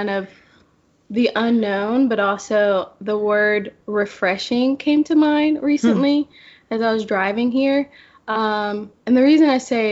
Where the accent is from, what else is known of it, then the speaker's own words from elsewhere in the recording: Memphis, Tennessee, United States; also born or lived in Jackson; I grew up in Memphis, and then I moved away for about 2 years, not far, to Jackson.